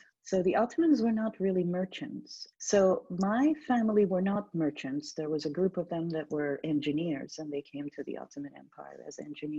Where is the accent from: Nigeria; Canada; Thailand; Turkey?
Turkey; Izmir; English is a second language; moved away as an adult; also born or lived in Istanbul, Turkey; now in Boston, United States; So that's west of Turkey, the west coast. And I grew up in a city called Izmir. So that's like if you draw a straight line from Athens across the Aegean, that's where Izmir is.